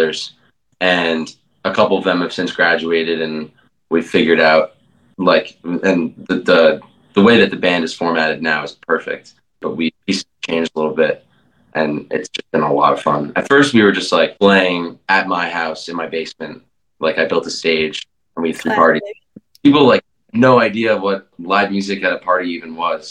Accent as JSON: {"language": "English", "region": "Connecticut", "country": "United States", "moved": "as an adult", "lives_now": "Richmond, United States", "said": "I'm from Connecticut actually."}